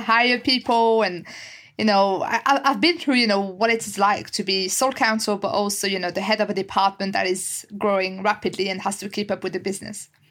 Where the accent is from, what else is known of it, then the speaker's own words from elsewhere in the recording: France; English is a second language; moved away as an adult; now in United Kingdom; I, I, was born and raised in France, and I guess you can tell you can tell with my accent as well